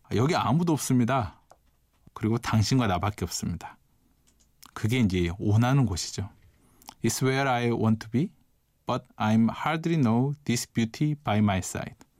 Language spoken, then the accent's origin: Korean; Mokpo, South Jeolla, South Korea; moved away as an adult; also born or lived in Seoul; 저는 이제 고등학교 때까지 목포에서 부모님과 함께 살다가요. 서울로 대학을 오게 되는데요.